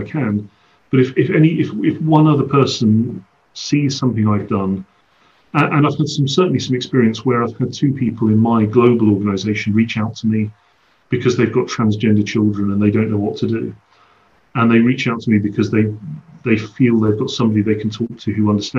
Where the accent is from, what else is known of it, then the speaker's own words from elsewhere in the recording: London, United Kingdom; moved away; I went to London. It was the first time in effectively my hometown as myself